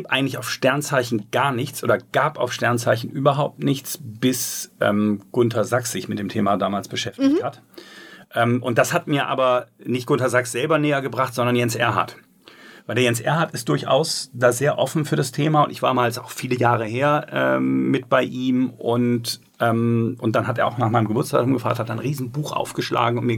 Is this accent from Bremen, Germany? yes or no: yes; Bremen, Germany; Mein Maßstab, ich bin ja Bremer, ist die Bremer Stadthalle.